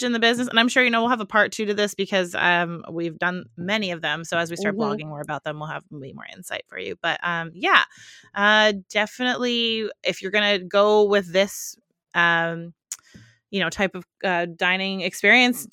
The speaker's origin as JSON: {"language": "English", "country": "Canada", "said": "we're Canadian"}